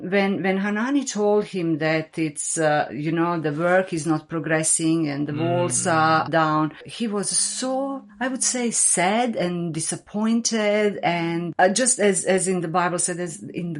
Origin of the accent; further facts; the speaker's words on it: Bosnia & Herzegovina; English is a second language; moved away as an adult; now in Australia; my English is not perfect, so it's my second language. So I come from Bosnia. I came to Australia 20 years ago